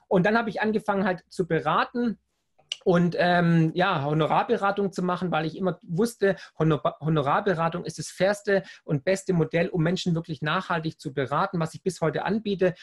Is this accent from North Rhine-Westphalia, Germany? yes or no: no; Swabia, Baden-Württemberg, Germany; accent: Swabian; also born or lived in United States; ich bin ja Schwabe, wie du hörst